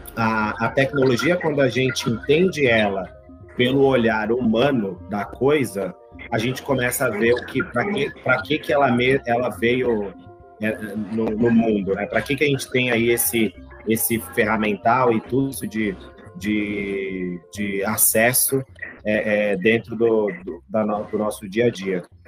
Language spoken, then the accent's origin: Portuguese; São Paulo, Brazil; Eu, eu nasci aqui em São Paulo